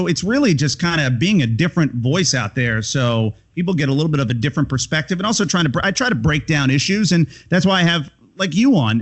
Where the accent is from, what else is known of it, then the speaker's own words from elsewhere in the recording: Tampa, Florida, United States; moved away as an adult; also born or lived in Connecticut / Chicago; I moved back to my hometown here in Tampa Bay